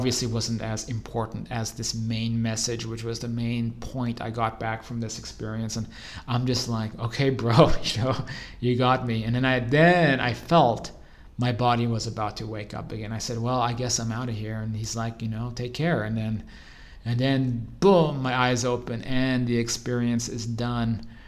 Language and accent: English; Arizona, United States; moved away; the same house I grew up in back in Arizona